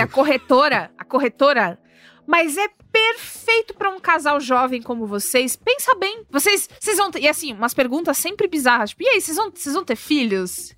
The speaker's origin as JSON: {"language": "Portuguese", "region": "São Paulo", "country": "Brazil", "tie": "born or raised there", "said": "Eu cresci em São Paulo"}